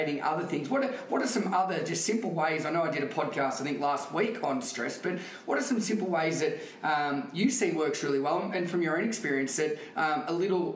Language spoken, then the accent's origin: English; Melbourne, Victoria, Australia; my hometown, Melbourne